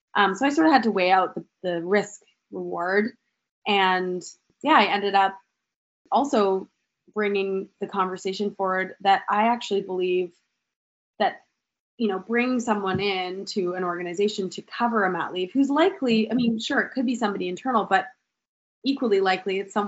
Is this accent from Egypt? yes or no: no; Canada; accent: Canadian; now in United States; I don't know if anyone can pick up on my Canadian accent. I may have said a couple times.